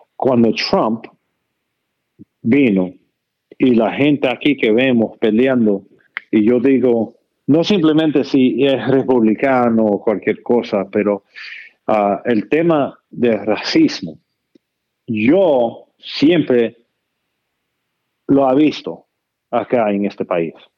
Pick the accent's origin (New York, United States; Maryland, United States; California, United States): Maryland, United States; Damascus; Spanish is a second language; yo me creí con mi hermano en Damascus